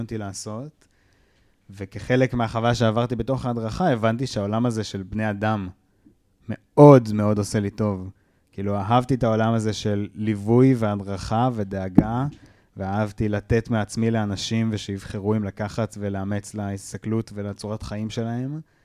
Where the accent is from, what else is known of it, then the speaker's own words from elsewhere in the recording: Kiryat Ono, Central District, Israel; בתרבות הקריית אונואית שבה גדלתי